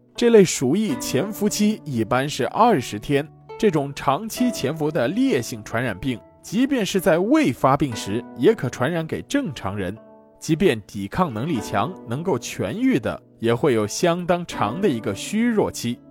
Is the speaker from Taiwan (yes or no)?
no; Guangdong, China; 我们广东人